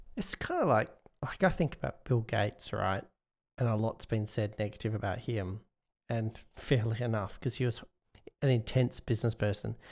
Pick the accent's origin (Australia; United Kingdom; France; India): Australia; Perth, Western Australia; my hometown, Perth